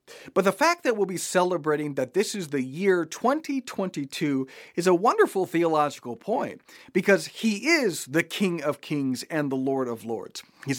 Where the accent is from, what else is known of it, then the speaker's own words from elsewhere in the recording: Japan; I grew up in Japan. All the stores were open on Christmas Day.